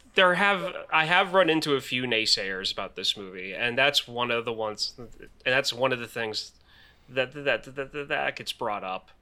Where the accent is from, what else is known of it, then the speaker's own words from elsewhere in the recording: Pennsylvania, United States; also born or lived in Alton, Illinois; I'm not originally from Pennsylvania. When I was eight years old, my parents moved to Pennsylvania from Alton, Illinois